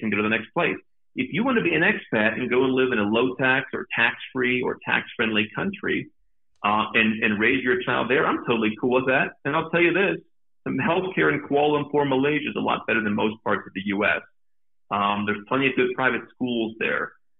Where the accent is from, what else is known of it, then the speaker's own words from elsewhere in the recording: United States; moved away; being outside of my home country